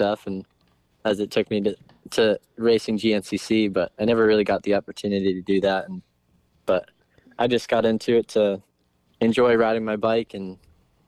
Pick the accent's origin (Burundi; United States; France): United States; Connecticut; I grew up in Connecticut, riding local Hare scrambles